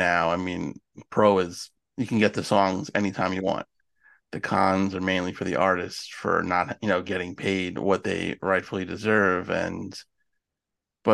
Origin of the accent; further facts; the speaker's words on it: New York, United States; I'm a New Yorker, born and raised there.